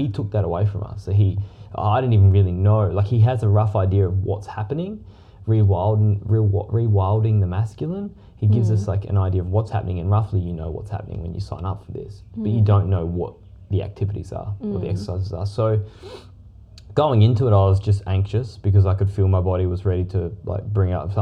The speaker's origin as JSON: {"language": "English", "town": "Perth", "region": "Western Australia", "country": "Australia", "moved": "yes", "said": "We're originally from Perth."}